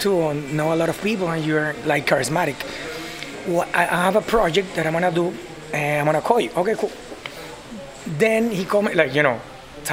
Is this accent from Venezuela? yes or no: yes; Caracas, Capital District, Venezuela; moved away; Originally from Caracas, Venezuela.